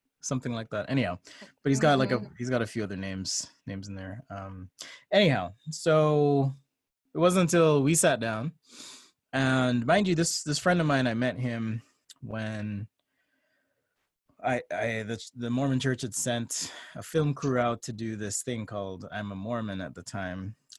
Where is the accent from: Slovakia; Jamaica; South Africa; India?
Jamaica; now in United States; I came from Jamaica